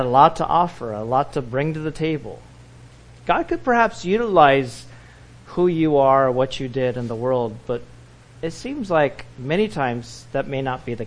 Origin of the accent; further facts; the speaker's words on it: Orange County, California, United States; growing up in Orange County, California